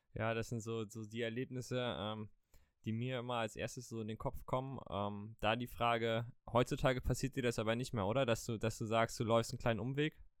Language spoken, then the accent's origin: German; Mecklenburg-Vorpommern, Germany; wir beide kommen aus dem wunderschönen Mecklenburg-Vorpommern